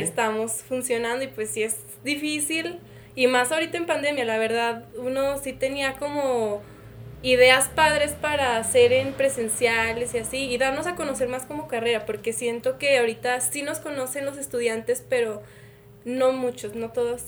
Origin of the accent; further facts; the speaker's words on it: Jerez, Zacatecas, Mexico; moved away as an adult; now in Zacatecas, Mexico; yo vengo de Jerez, de, una, de un CETIS, donde la comunidad estudiantil éramos como 600